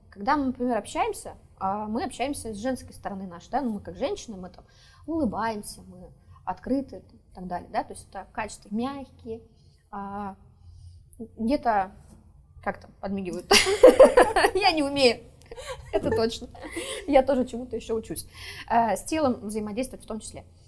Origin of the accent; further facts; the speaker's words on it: Saint Petersburg, Russia; Я сама из Петербурга